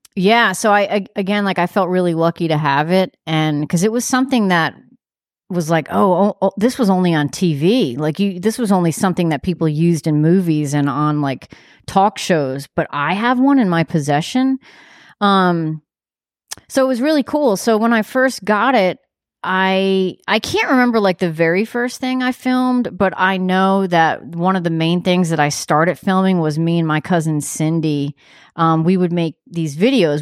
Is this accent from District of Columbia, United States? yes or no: no; New York, United States; I live in New York. I'm from New York, but I'm not a cool New Yorker